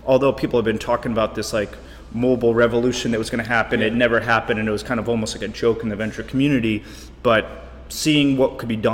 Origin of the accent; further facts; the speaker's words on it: United States; also born or lived in Korea; I was living in Korea working for Samsung as an American